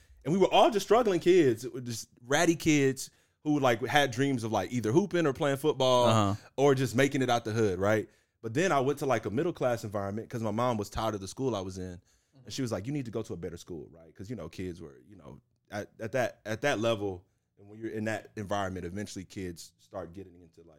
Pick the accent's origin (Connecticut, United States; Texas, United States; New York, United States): Texas, United States; Houston; Yeah, man. I literally grew up in Houston. It's kind of like me and my mom and on the Southwest Side, bro, just strugglin